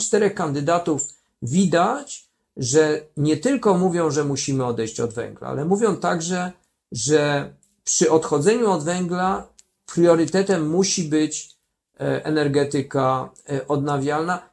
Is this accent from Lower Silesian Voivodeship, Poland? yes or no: no; Kraków, Lesser Poland, Poland; w moim mieście, bo jestem także urodzonym Krakusem